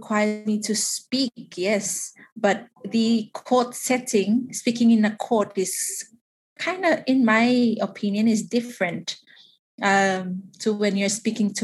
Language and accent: English; Tuvalu; I am from Tuvalu, the beautiful sandy beaches of Tuvalu